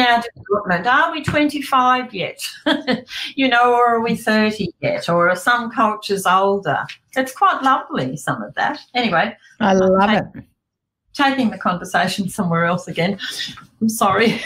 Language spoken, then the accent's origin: English; King Island, Tasmania, Australia; growing up on King Island